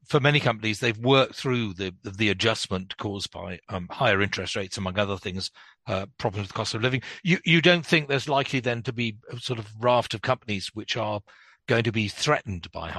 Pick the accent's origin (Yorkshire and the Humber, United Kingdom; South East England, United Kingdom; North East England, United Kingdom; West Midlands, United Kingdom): North East England, United Kingdom; Newcastle upon Tyne; when I grew up in Newcastle, I lived in a suburb called Gosforth